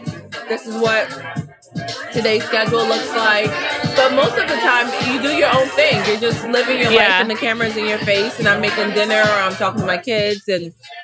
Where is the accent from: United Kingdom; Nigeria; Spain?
Nigeria; You know I'm Nigerian.